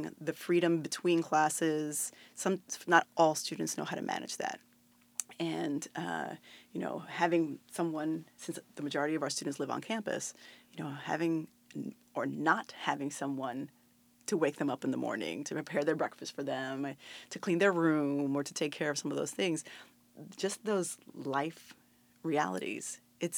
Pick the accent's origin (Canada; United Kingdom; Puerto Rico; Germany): Puerto Rico; moved away as an adult; also born or lived in New York City; I was actually coming from Puerto Rico.